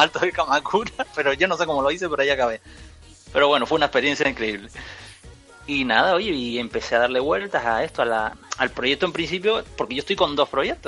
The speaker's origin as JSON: {"language": "Spanish", "region": "Canary Islands", "country": "Spain", "said": "yo que soy de Canarias"}